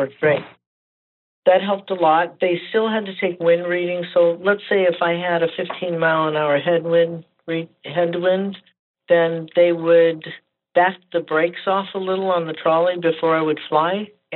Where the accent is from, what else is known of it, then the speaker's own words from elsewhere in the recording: north of L.A., California, United States; I was raised in California, north of L.A., about 30 miles